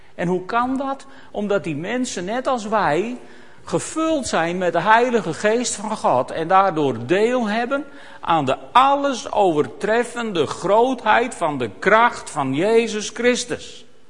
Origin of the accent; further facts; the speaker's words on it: Netherlands; wij dan als Nederlanders